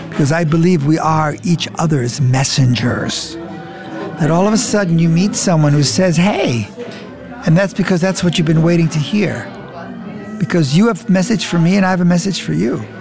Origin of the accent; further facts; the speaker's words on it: Frankfurt, Hesse, Germany; first language de; English is a second language; now in United States; Now, I came to the United States. I only spoke Deutsch. I came from Frankfurt.